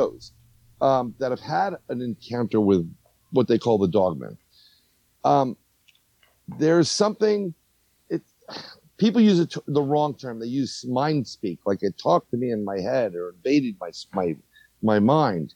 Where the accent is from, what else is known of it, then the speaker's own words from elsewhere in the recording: New York City, New York, United States; growing up in New York